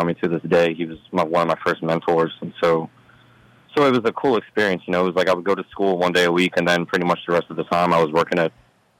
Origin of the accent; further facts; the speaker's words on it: St. Bernard, Louisiana, United States; also born or lived in Chicago; And then I grew up in St. Bernard